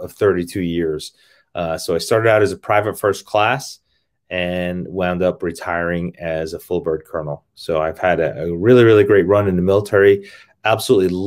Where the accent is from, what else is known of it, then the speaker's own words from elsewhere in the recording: New York City, New York, United States; moved away as an adult; also born or lived in Buffalo; I grew up in Brooklyn, New York.